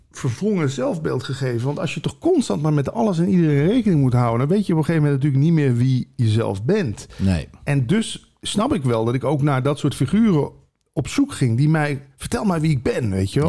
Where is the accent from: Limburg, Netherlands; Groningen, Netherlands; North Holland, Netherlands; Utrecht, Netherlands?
Limburg, Netherlands; moved away; ik kom uit Limburg dan oorspronkelijk